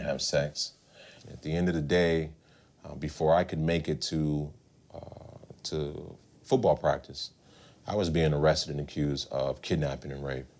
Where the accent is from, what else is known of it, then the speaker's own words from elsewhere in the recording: Long Beach, California, United States; I am a Southern California native, born and raised in Long Beach, California